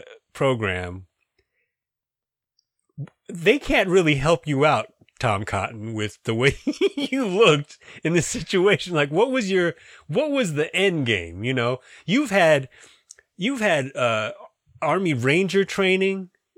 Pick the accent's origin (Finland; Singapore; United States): Singapore; Yeah, I'm from Singapore. I don't know anything about you guys.